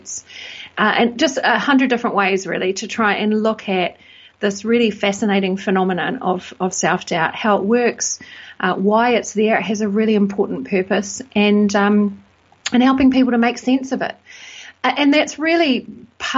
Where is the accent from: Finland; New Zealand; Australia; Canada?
New Zealand; moved away as an adult; also born or lived in United Kingdom; now in Bristol, United Kingdom; I'm from New Zealand